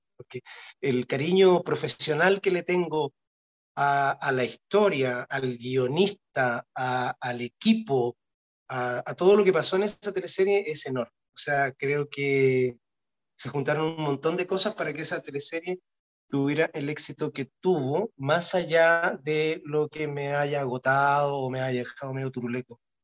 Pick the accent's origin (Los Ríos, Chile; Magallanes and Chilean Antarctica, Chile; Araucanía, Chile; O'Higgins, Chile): Magallanes and Chilean Antarctica, Chile; Punta Arenas; moved away; yo me acuerdo cuando era cabrón chico, yo veía la teleserie en Punta Arena